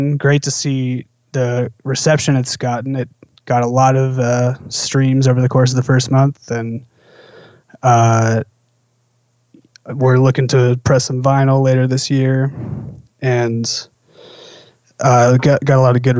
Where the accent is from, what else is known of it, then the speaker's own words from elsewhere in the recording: Seattle, Washington, United States; moved away as an adult; also born or lived in Boston; now in New York City, United States; Originally, I'm from Seattle, and I got into jazz in high school through my high school big band at Roosevelt High School